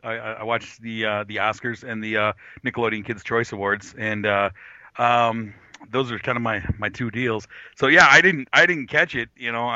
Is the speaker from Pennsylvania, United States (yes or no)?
no; Wisconsin, United States; I'm from Wisconsin here